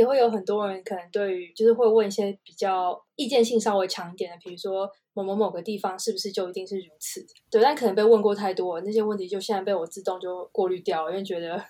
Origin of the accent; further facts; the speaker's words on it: China; now in Netherlands; 所以我们是全家一起跟爸妈一起到中国居住。然后我是在那边算是长大的吧，大学在中国读。